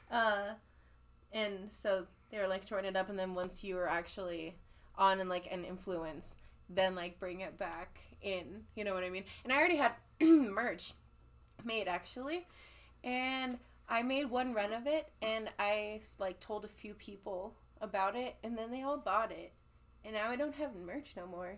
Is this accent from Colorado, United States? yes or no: yes; Colorado, United States; also born or lived in California; I'm from California, but I grew up in Colorado